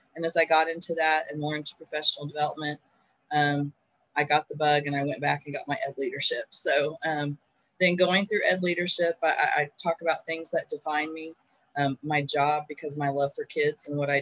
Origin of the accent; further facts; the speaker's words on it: Lawton, Oklahoma, United States; I am born and raised in Lawton, Oklahoma